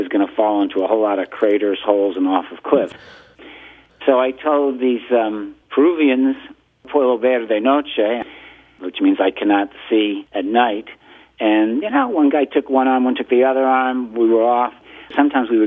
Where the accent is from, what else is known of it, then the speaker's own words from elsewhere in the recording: Greenwich, Connecticut, United States; I was born in 1950 in Greenwich, Connecticut, and I went to elementary school there